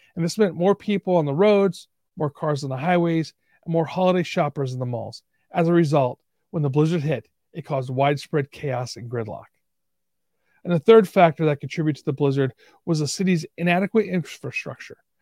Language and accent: English; Buffalo, New York, United States; moved away; also born or lived in Tonawanda, New York / Kenmore, New York; I was born in Buffalo, New York